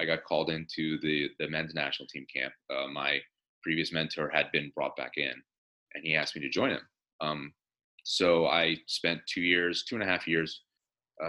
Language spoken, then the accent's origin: English; Delaware, United States; moved away as an adult; also born or lived in California; I'd been born and raised in Delaware